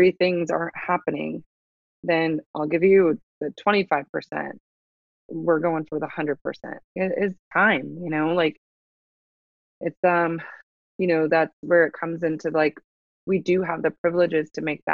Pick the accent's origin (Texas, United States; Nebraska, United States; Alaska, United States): Nebraska, United States; born and raised in Nebraska.